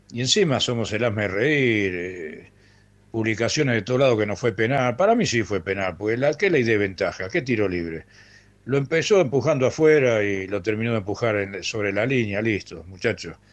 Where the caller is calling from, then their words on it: José Mármol, Buenos Aires Province, Argentina; Hola Ramiro, hola equipo … de José Mármol